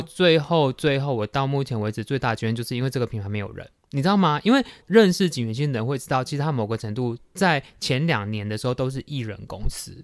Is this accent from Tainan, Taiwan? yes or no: yes; Tainan, Taiwan; 身为台南人，我有一点惭愧，因为我对总爷其实非常不熟